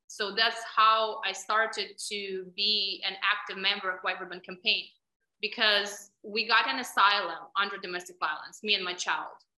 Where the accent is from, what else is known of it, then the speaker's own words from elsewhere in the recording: Ukraine; accent: Russian; English is a second language; moved away as an adult; now in United States; I was born in Ukraine, and mentality of women and upbringing of girls in Ukraine is very different from United States. So we are taught probably since young age to tolerate a lot